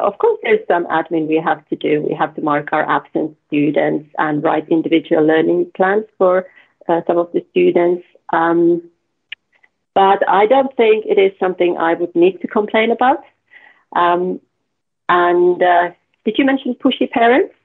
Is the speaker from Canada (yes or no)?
no; the middle of Finland, Central Finland, Finland; I, from the middle of Finland